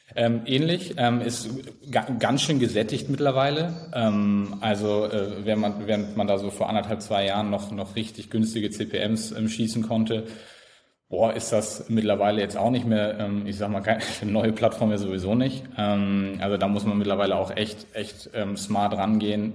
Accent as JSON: {"language": "German", "town": "Flensburg", "region": "Schleswig-Holstein", "country": "Germany", "said": "Norddeutschland, ganz oben. Äh, Teil von Deutschland, jeder weiß das natürlich. Ähm, genau, aus Flensburg"}